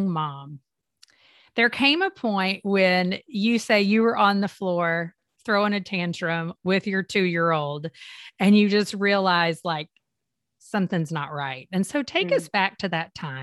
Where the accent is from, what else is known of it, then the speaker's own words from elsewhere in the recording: Kentucky, United States; I grew up in Kentucky